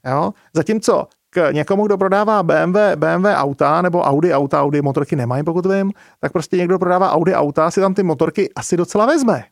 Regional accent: Czechia; tady u nás v Čechách

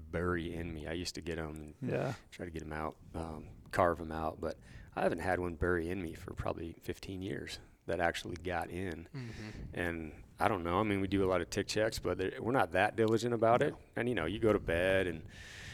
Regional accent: Snohomish, Washington, United States; moved away as an adult; also born or lived in Granite Falls, Washington / Alaska; now in Montana, United States; I grew up in Snohomish, Washington, little cow town, kind of northeast of Seattle, I guess.

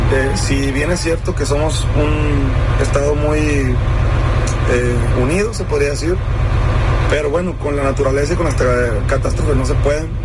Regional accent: Sinaloa, Mexico

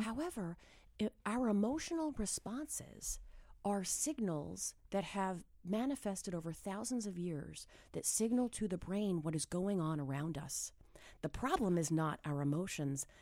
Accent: New Hampshire, United States; moved away; I'm a kid from New Hampshire

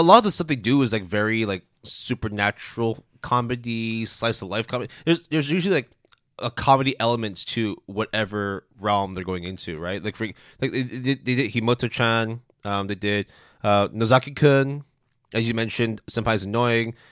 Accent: Canada; me being Canadian

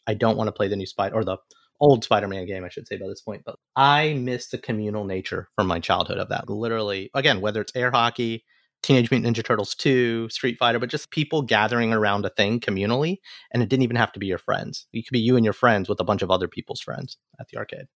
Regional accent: Alabama, United States; now in New York, United States; as an Alabama person in New York

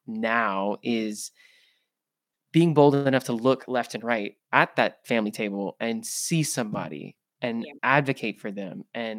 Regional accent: the South, United States; I'm from the South.

